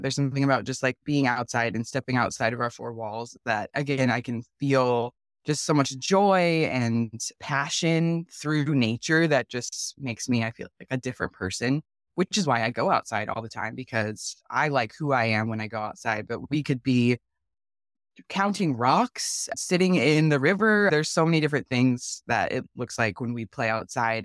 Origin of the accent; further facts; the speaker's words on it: Tacoma, Washington, United States; also born or lived in San Diego, California; I was born in San Diego, we moved to Tacoma when I was nine